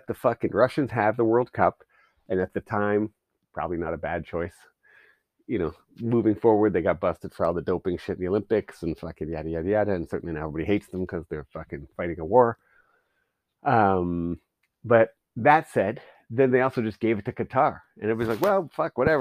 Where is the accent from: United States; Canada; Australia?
Canada